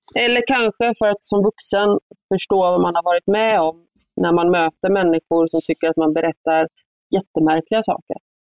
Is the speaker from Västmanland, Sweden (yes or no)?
no; Gothenburg, Västra Götaland, Sweden; accent: göteborgska; moved away as an adult; also born or lived in Uppsala / Stockholm; jag är göteborgare, jag kommer alltid vara det